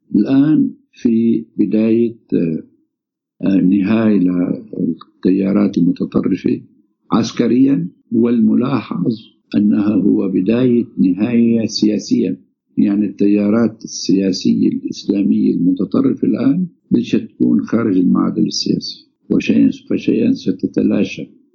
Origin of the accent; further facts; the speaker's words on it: Syria; نحن عندنا بسوريا